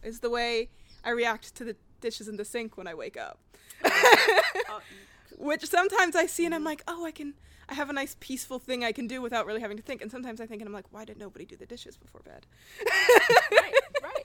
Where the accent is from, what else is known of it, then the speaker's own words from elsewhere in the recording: Portland, Oregon, United States; also born or lived in Oakland, California; I spent a good chunk, probably first four years of my life here